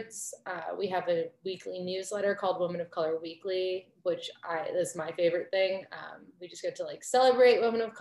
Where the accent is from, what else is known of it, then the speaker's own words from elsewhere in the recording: suburbs of Chicago, Illinois, United States; I grew up in the suburbs of Chicago in a fairly white community.